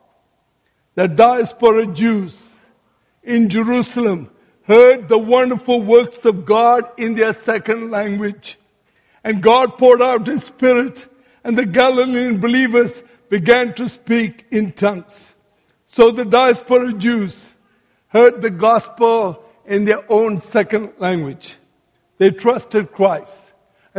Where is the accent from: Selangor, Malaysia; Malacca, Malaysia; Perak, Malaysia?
Malacca, Malaysia; My own hometown, Melaka, Malaysia